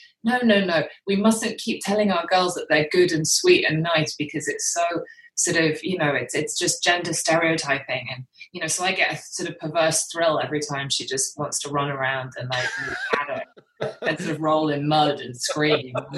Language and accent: English; United Kingdom; accent: British; I think because of my accent, because I'm the anomaly in my family. I'm the one with the British accent.